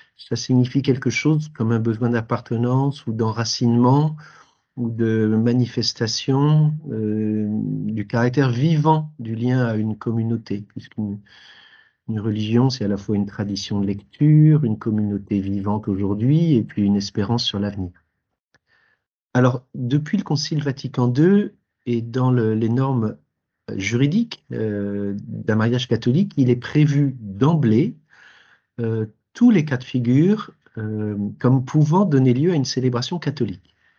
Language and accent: French; Paris, Île-de-France, France; J'ai 62 ans, je suis parisien